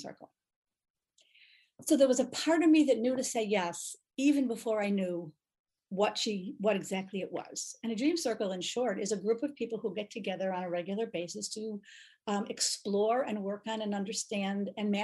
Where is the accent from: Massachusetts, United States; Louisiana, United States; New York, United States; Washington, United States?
New York, United States; Buffalo; moved away as an adult; also born or lived in Israel / Boston area; I grew up in the Buffalo area, Buffalo, New York.